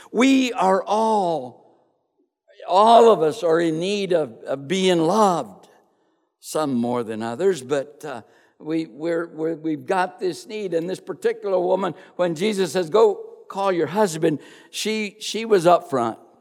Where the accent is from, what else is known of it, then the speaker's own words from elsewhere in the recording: Crosbyton, Texas, United States; I was born and raised in Crosbyton, Texas